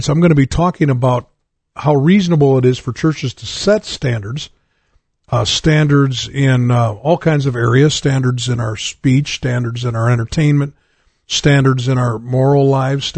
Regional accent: United States; as an American

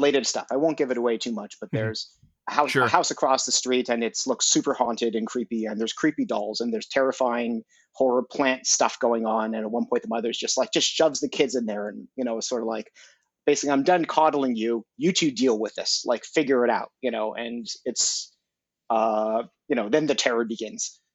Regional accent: Montreal, Quebec, Canada; now in Toronto, Canada; I'm based out of Toronto. I'm originally from Montreal

